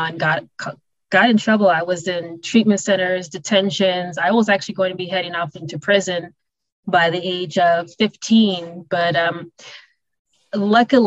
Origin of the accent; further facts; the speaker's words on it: Milwaukee, Wisconsin, United States; I was raised in Milwaukee, Wisconsin.